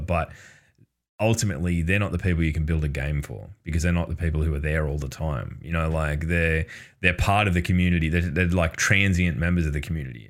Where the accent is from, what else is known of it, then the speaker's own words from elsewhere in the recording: Australia; as an Australian